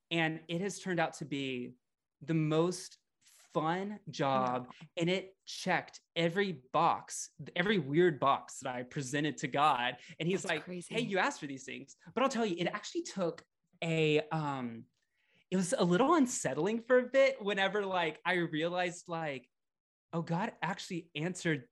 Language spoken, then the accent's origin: English; Louisiana, United States; also born or lived in Florida; now in Portland, United States; I grew up in the South. I grew up in Louisiana.